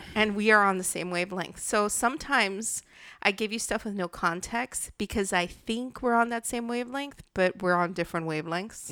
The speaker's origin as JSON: {"language": "English", "country": "United States", "tie": "born or raised there"}